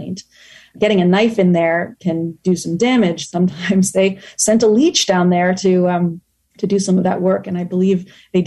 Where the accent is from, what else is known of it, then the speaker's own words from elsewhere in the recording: United States; also born or lived in Tokyo, Japan; I am the American daughter-in-law of a Japanese family